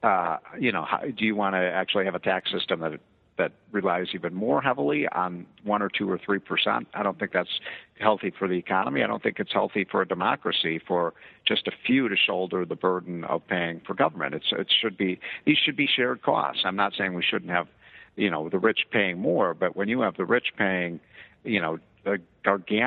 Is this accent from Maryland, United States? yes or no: no; Illinois, United States; my home state of Illinois